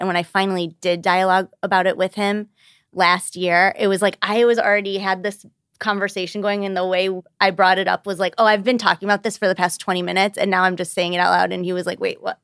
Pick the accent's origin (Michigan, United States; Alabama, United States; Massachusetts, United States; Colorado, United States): Michigan, United States; Birmingham; 34 and I'm from Birmingham, Michigan